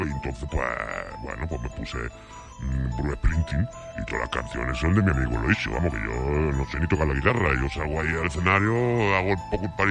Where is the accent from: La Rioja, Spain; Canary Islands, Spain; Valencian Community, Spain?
La Rioja, Spain; Calahorra; Yo soy aquí de Calahorra, macho. Eh, a ser yo norteamericano ni qué tontería más tonta. Yo soy de aquí, yo soy más español que vamos con la tortilla de patata.